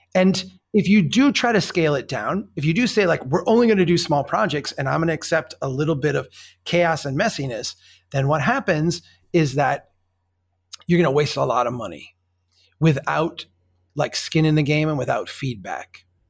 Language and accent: English; Minnesota, United States; I'm from Minnesota